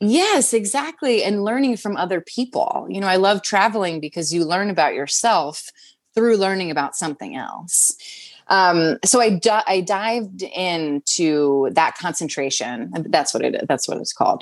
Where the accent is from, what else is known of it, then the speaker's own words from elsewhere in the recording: Wildwood Crest, New Jersey, United States; also born or lived in Washington D.C. / Maryland; now in New York City, United States; I grew up in Wildwood Crest, New Jersey, and Cape May area is more what people know it as